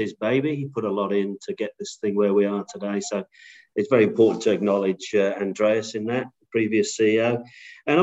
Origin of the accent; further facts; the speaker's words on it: England, United Kingdom; moved away as an adult; also born or lived in Netherlands / New York / Chicago; now in Australia; I'm from England originally